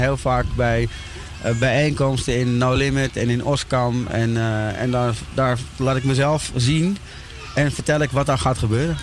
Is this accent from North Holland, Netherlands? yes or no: yes; Amsterdam, North Holland, Netherlands; ik ben eh, opgegroeid in Amsterdam-Oost